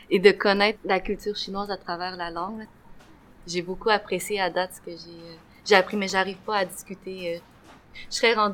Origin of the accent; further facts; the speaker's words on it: Quebec, Canada; also born or lived in China; moi, je suis née euh, euh, en Chine il y a 26 ans et justement, j'ai grandi ici dès l'âge de 2 ans.